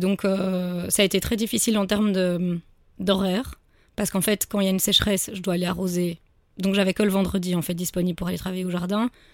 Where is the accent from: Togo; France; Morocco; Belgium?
Belgium; Brussels, Brussels-Capital Region; je suis bruxelloise donc je cherchais autour de Bruxelles